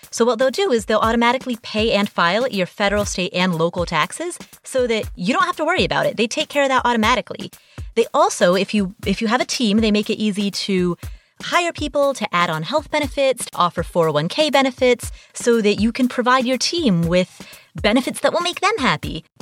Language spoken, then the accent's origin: English; Kathmandu, Bagmati, Nepal; I was born in Kathmandu, Nepal